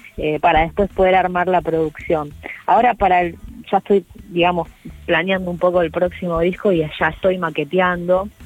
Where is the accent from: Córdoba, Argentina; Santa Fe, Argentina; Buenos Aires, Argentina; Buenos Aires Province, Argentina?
Santa Fe, Argentina; Rosario; now in Castelar, Argentina; la raíz mía, que, siempre generalmente hablo del río, ¿no? algo muy característico de Rosario